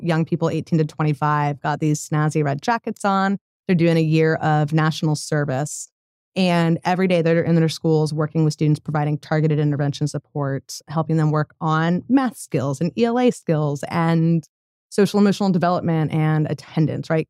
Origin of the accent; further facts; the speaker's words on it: Colorado, United States; moved away as an adult; now in Tulsa, United States; I grew up in Colorado, moved here about five years ago